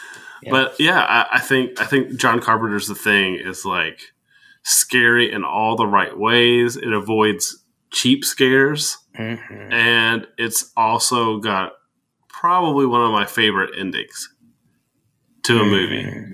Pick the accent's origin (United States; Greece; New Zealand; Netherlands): United States; Bowling Green; I grew up in Bowling Green.